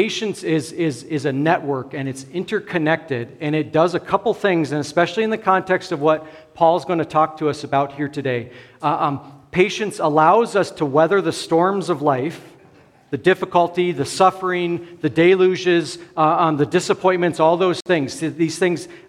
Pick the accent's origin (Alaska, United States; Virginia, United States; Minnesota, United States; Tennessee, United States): Alaska, United States; like as kids, we grew up in Alaska